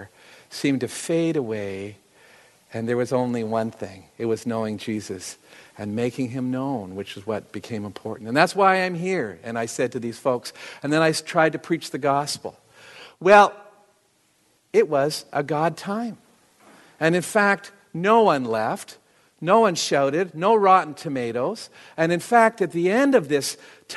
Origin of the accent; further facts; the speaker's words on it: Canada; I'm a Canadian, and I wanted to be a hockey player